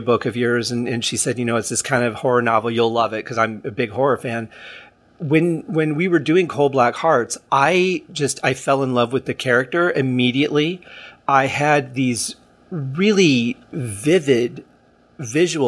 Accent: Detroit, Michigan, United States; Detroit, where I'm from

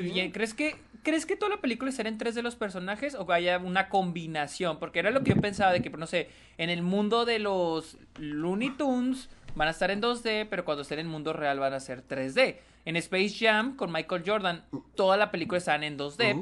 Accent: Mexico; todos somos mexicanos

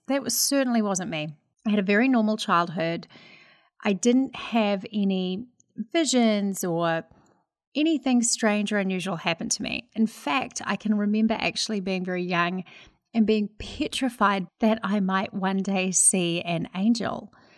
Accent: New Zealand; accent: Kiwi; now in United States; I'm a Kiwi living in America

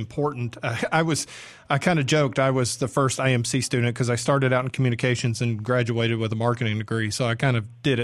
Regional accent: Atlanta, Georgia, United States; now in Mississippi, United States; I'm from Atlanta.

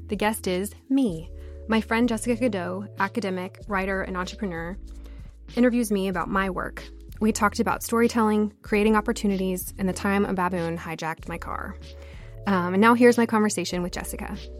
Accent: United States; also born or lived in Thailand / Texas; Americans or people who grew up here

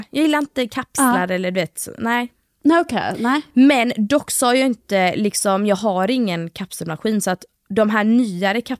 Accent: Gothenburg, Västra Götaland, Sweden; accent: grov göteborgska; när jag pratar med familj och vänner, alltså då har jag alltså grov göteborgska.

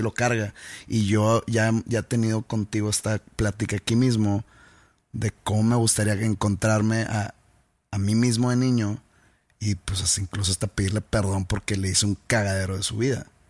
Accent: Mexico; uno como mexicano

